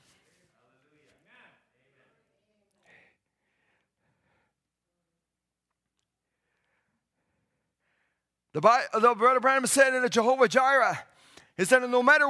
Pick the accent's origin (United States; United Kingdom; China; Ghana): China; now in Canada; I come from China and coming into Canada